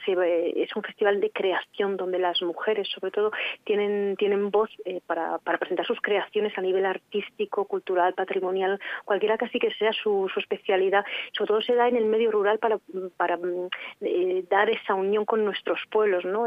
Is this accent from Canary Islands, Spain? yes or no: no; Arlanza area, Burgos, Castile and León, Spain; somos de Castilla y León, de la creación de, esta zona de la Arlanza, de esta zona de Burgos